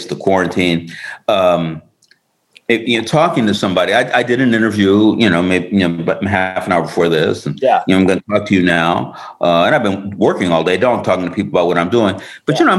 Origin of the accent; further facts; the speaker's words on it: New York, United States; now in Los Angeles, United States; I'm a New Yorker.